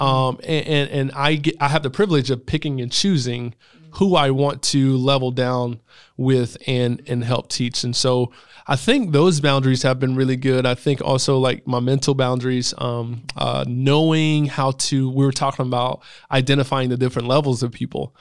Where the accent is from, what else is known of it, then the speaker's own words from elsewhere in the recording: Greenville, South Carolina, United States; I grew up in West Greenville